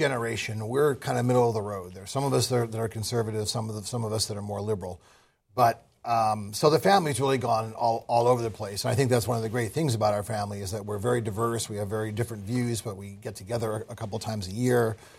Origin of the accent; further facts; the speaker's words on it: Manhattan, New York, United States; I grew up in Manhattan.